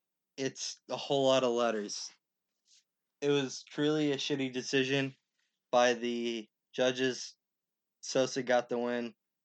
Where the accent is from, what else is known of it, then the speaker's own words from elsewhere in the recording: Pennsylvania, United States; Joseph Lowry, who is from my home state, Pennsylvania.